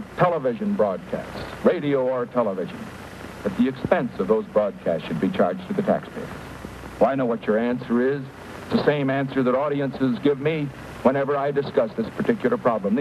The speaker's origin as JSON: {"language": "English", "region": "California", "country": "United States", "said": "my home state of California"}